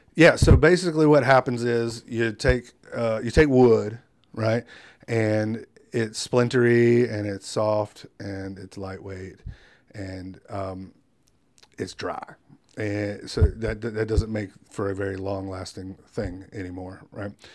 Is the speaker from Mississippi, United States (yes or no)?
no; Wilmington, North Carolina, United States; I'm born and raised in Wilmington